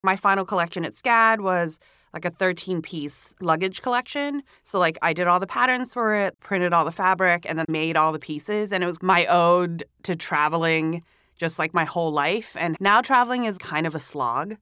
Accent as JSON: {"language": "English", "country": "Hong Kong", "tie": "born or raised there", "also_born_or_lived": "Singapore / Savannah, Georgia, United States", "moved": "as an adult", "lives_now": "New York City, United States", "said": "I was born in Singapore, but I grew up in Hong Kong"}